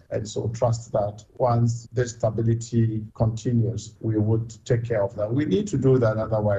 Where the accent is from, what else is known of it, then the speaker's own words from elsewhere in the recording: Ghana; So I'm a Ghanaian